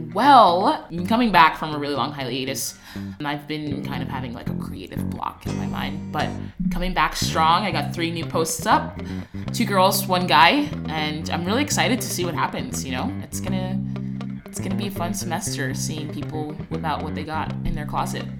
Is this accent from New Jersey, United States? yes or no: yes; New Jersey, United States; moved away; I'm from New Jersey and they had like seven feet of snow. I came here to escape the cold weather.